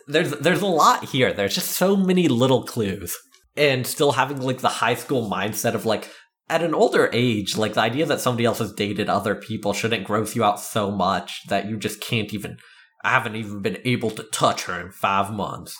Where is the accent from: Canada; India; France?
Canada; I'm Canadian